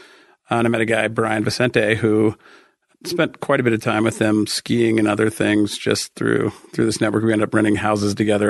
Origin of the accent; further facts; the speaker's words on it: Denver, Colorado, United States; also born or lived in San Diego / Boulder; I'm actually from Denver, grew up in Denver, lived here my entire life with the exception of a short stint in Southern California, San Diego, where I went to college. I lived in Boulder for 3.5 years, but I consider that pretty much living in Denver